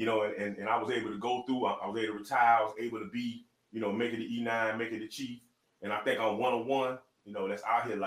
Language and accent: English; Miami, Florida, United States; I am from Miami